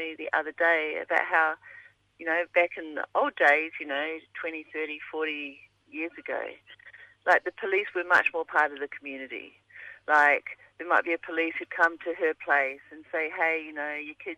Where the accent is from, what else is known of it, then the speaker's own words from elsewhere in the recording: New Zealand; now in Alice Springs, Australia; I'm from Aotearoa originally